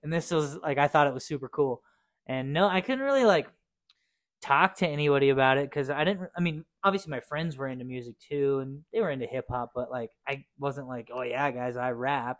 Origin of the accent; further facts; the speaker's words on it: Cheyenne, Wyoming, United States; also born or lived in Torrington, Wyoming; I was born and raised here in Cheyenne, our lovely old town.